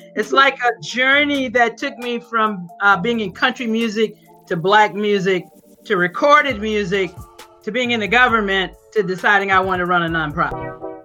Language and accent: English; Grenada, Mississippi, United States; moved away; I'm from Grenada, Mississippi.